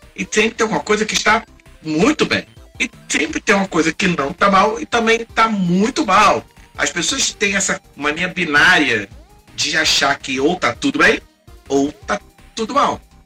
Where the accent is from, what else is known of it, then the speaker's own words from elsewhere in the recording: Rio de Janeiro, Brazil; accent: carioca; nós somos cariocas pelo sotaque